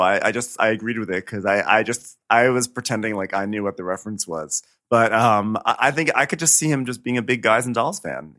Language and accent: English; suburban New York, United States; I'm from, you know, suburban New York where there are ticks aplenty.